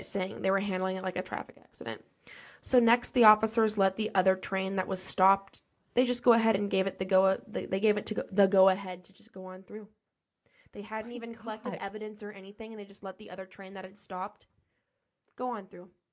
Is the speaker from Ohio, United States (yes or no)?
yes; Ohio, United States; I grew up in Ohio